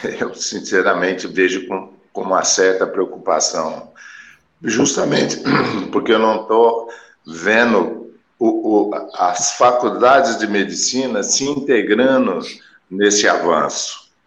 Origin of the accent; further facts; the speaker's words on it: Jordânia, Minas Gerais, Brazil; eu sou de Jordânia. quer dizer, eu tenho aqui uma tomografia de dois canais, né, é, ressonância aqui na minha cidade não tem.